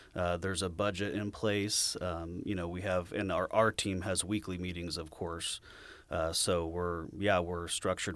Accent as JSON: {"language": "English", "town": "Sacramento", "region": "California", "country": "United States", "tie": "born or raised there", "also_born_or_lived": "Placerville, California", "said": "I grew up in Sacramento"}